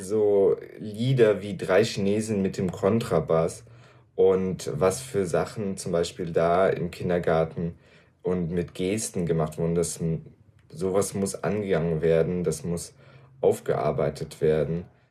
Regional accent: Germany; mich überhaupt als Deutschen

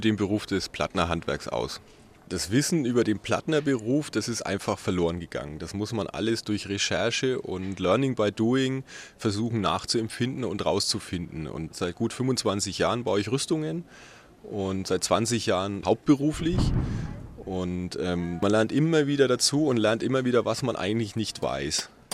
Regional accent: Fürth, Bavaria, Germany; ich komme aus Fürth bei Nürnberg

